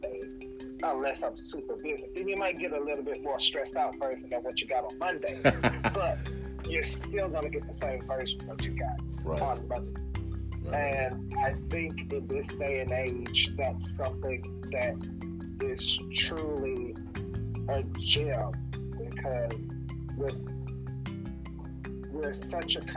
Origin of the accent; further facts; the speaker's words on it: the South, United States; both of my parents were born and raised in Louisiana, so definitely coming from a more religious portion of the South